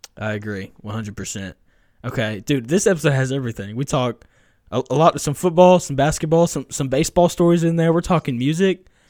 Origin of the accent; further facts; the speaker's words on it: Tennessee, United States; I grew up in Tennessee